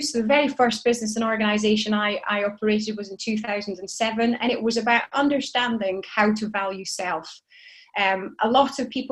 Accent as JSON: {"language": "English", "area": "Shetland Isles", "region": "Scotland", "country": "United Kingdom", "tie": "born or raised there", "said": "I grew up in Shetland, in the Shetland Isles, with 30,000 white people and me"}